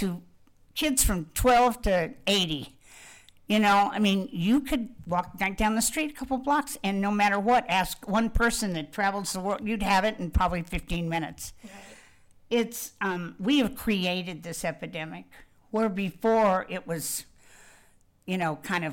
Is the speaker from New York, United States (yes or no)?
no; Wichita, Kansas, United States; I'm from Wichita, Kansas, and I grew up with the Koch brothers